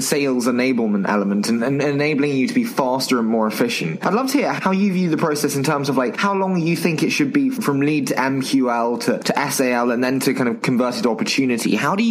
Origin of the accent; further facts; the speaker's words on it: England, United Kingdom; accent: English; I will pretend like I do in my English accent.